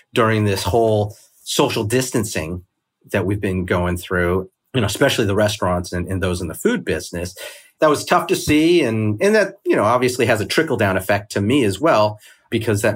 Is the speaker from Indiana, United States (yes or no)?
no; Oakland, California, United States; moved away as an adult; now in Ho Chi Minh City, Vietnam; I'm originally from Oakland, California, but I am currently quote unquote hiding out in Ho Chi Minh City, Vietnam